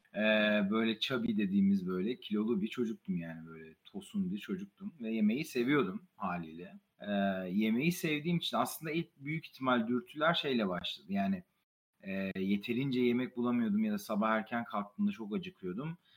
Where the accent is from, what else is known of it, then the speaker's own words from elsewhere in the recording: Gaziantep, Turkey; moved away as an adult; also born or lived in United States; Zaten doğma büyüme Gaziantep'liyim